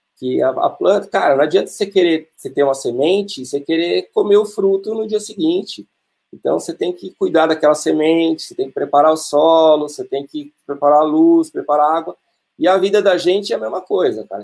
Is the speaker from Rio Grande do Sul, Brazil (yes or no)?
no; Atibaia, São Paulo, Brazil; eu nasci em São Paulo e eu morava no apartamento, andava de bicicleta no corredor do prédio e meu pai veio para Atibaia e nos trouxe